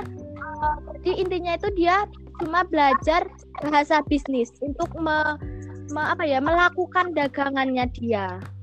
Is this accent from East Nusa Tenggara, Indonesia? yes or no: no; Bali, Indonesia; also born or lived in Bengkulu / Blitar; aku besar di Bali